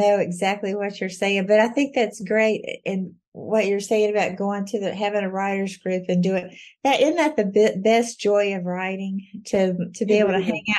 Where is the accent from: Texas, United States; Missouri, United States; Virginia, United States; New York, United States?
Virginia, United States; Galax; also born or lived in North Carolina; he took a job in Galax, 7 miles over the North Carolina line, the year I was born. So I grew up in Galax, Virginia.